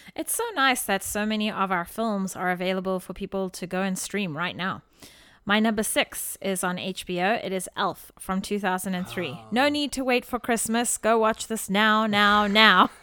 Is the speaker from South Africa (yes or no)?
yes; South Africa; As a South African living in South Africa